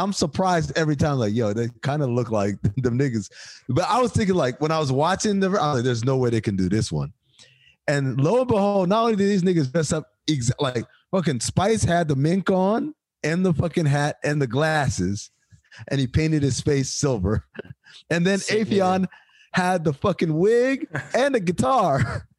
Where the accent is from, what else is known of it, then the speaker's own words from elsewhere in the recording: Cleveland, Ohio, United States; What? I'm from Cleveland.